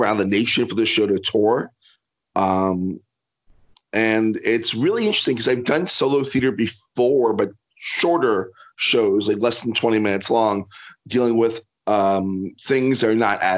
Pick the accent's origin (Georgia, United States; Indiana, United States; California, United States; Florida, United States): Florida, United States; Miami; I'm from Miami, and I went to college in North Florida.